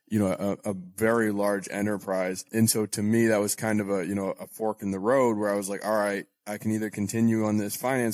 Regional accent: Portland, Maine, United States; moved away as an adult; also born or lived in New Hampshire / South Boston; now in Boston, United States; I was born and raised in Portland, Maine, and I went to college in New Hampshire, but I'm based in South Boston now

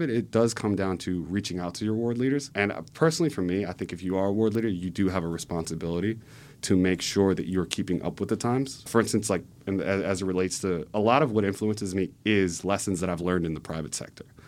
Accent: Cheltenham, Pennsylvania, United States; also born or lived in California; growing up in Cheltenham, my parents, their, their outlook on life.

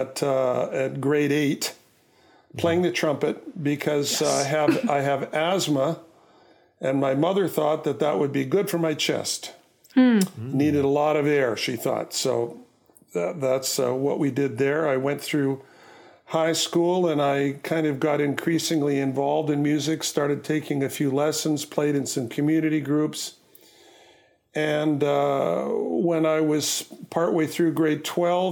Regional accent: Winnipeg, Manitoba, Canada; I grew up in Winnipeg

